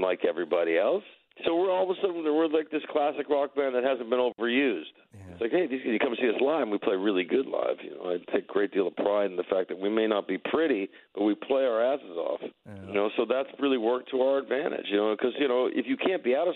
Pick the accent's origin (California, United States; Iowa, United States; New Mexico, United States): California, United States; Los Angeles; we're from North Hollywood